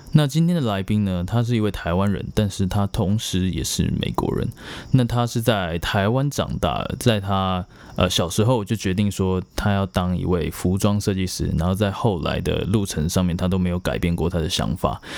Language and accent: Chinese; Myanmar; born there; 对啊，我是在缅甸出生的。